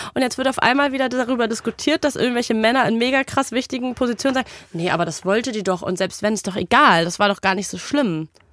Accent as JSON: {"language": "German", "region": "Berlin", "country": "Germany", "said": "als Berlinerin"}